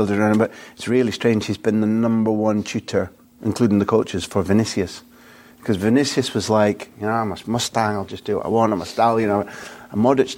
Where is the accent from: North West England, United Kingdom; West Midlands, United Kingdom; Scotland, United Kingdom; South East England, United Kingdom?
Scotland, United Kingdom; I'm a Scot